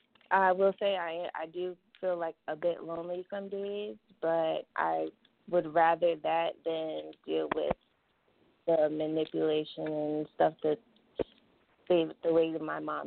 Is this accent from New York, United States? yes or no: yes; New York, United States; Oh, I'm from New York. I have to keep a little piece of home with me.